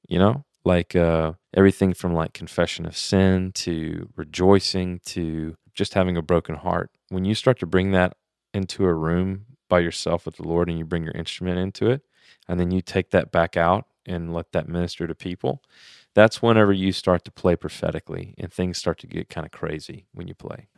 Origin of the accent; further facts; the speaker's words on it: Louisiana, United States; I'm from Louisiana, so I'm Cajun